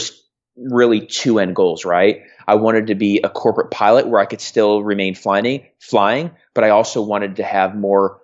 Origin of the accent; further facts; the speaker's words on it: Phoenix, Arizona, United States; also born or lived in California; I grew up in Phoenix, Arizona, in California.